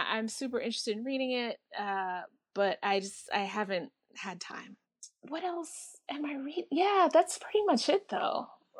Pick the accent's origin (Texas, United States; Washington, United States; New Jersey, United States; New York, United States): New York, United States; as a New Yorker living out here, I kind of really gravitate towards stories about New York, regardless of the time period.